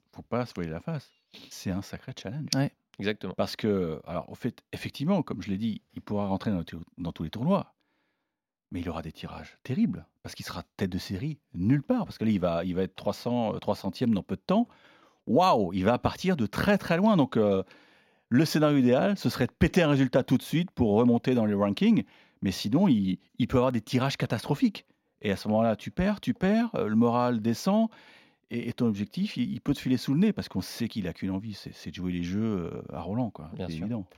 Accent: Normandy, France; je suis normand

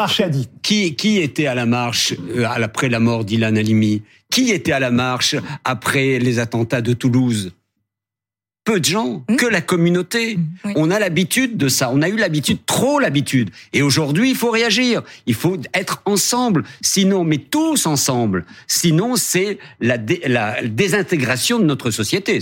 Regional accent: Algeria; now in France; mon enfance en Algérie

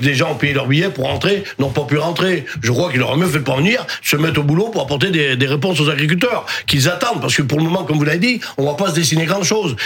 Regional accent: Drôme, Auvergne-Rhône-Alpes, France; Je viens d'Adrome. On a un département qui est le plus bio de France.

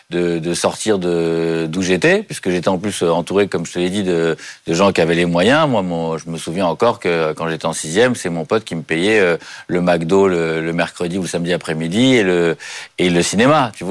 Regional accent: Paris, Île-de-France, France; Oui, bah, je suis à Paris, j'ai jamais bougé de Paris, donc en même temps c'est assez simple, il n'y a pas de, eu beaucoup de voyages.

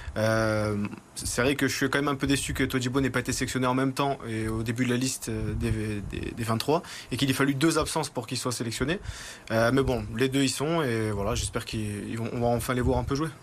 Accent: Nice, Provence-Alpes-Côte d'Azur, France; je suis en tant que Niçois

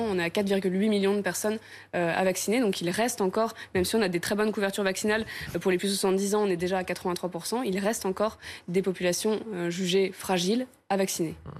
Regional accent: France; chez nous en France

